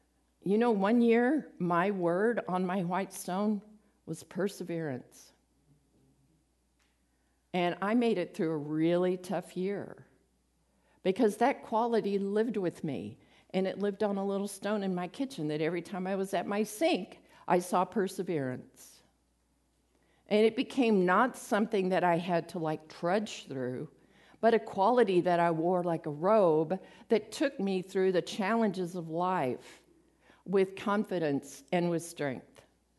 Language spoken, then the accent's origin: English; Midland, United States; from Midland, so.